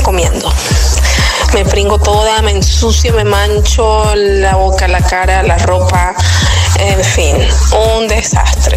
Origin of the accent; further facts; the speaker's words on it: Venezuela; moved away as an adult; now in Seville, Spain; soy venezolana, pero vivo en Sevilla desde hace tres años